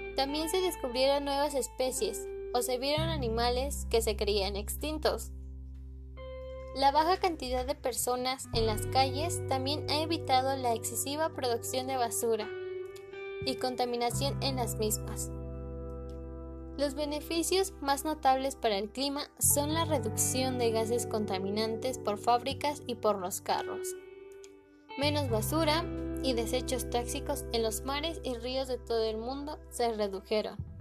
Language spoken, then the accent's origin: Spanish; Mexico City, Mexico; soy de la Ciudad de México